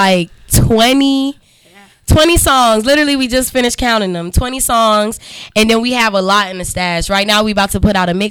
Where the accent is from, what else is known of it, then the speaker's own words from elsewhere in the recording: North Carolina, United States; also born or lived in New York; Yeah, I was born in New York, but raised out there, so, you know, I'm repping North Carolina.